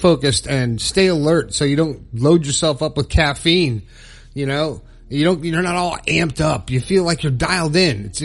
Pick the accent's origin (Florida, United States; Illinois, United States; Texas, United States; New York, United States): Florida, United States; South; moved away as an adult; now in Morgantown, United States; I moved my family from South Florida to Morgantown, West Virginia, born and raised Florida boy